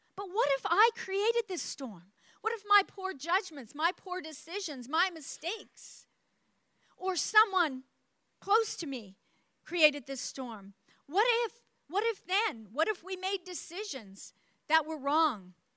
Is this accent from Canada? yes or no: yes; New Brunswick, Canada; I grew up in New Brunswick, Canada, the East Coast, and that's up borders on the state of Maine